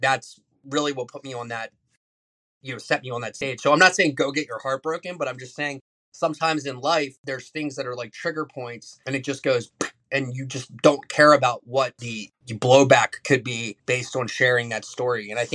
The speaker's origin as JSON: {"language": "English", "country": "United States", "tie": "born or raised there", "said": "I'm a kid from Carroll County. Grew up between two cornfields and six houses in our neighborhood."}